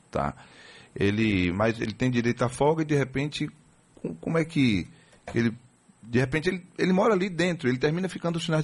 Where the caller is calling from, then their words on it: Moreilândia, Pernambuco, Brazil; Falando de Morelândia, Pernambuco. Aí. Eu sou de Leus, mas atualmente estou morando aqui.